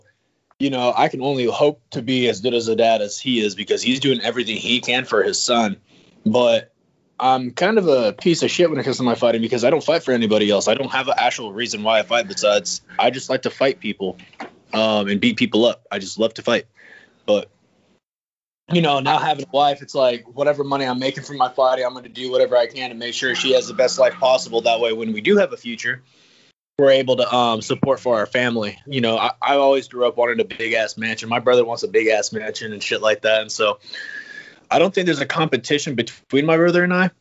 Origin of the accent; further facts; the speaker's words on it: Humble, Texas, United States; born and raised